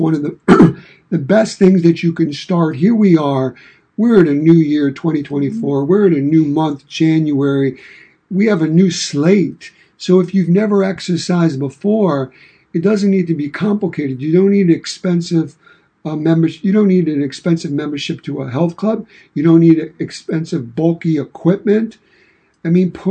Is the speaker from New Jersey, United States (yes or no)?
no; New York City, New York, United States; now in Michigan, United States; I was born and raised in Brooklyn, New York. And I've been here in Michigan in the Midwest since 1985.